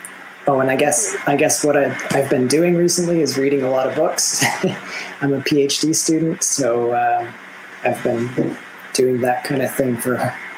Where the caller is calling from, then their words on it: Fredericton, New Brunswick, Canada; I am broadcasting from Canada, from beautiful, sunny Fredericton, New Brunswick, on the east coast of Canada.